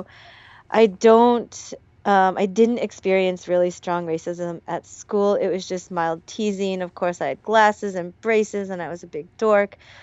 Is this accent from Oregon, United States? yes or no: yes; Portland, Oregon, United States; moved away as an adult; also born or lived in Hawaii / South Korea; now in Seoul, South Korea; I went to this really small um, Catholic elementary school in Northeast Portland